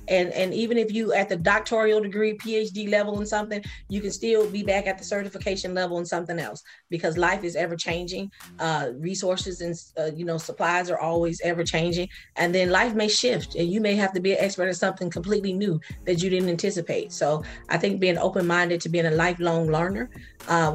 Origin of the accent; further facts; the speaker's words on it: Sacramento, California, United States; accent: Geechee; moved away as an adult; now in Georgia, United States; I grew up in Sacramento.